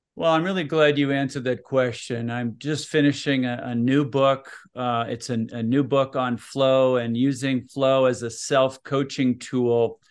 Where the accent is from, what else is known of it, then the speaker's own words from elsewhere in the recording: Minneapolis, Minnesota, United States; also born or lived in Utah; now in Salt Lake City, United States; I'm originally from Minneapolis, Minnesota